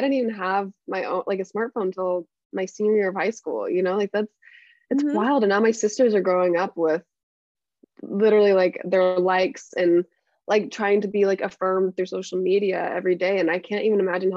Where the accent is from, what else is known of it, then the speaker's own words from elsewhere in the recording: Mesa, Arizona, United States; I'm from Mesa, Arizona.